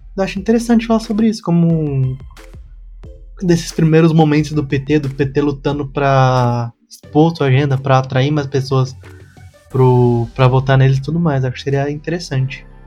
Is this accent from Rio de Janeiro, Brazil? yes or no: no; São Paulo, Brazil; eu sou do Capão Redondo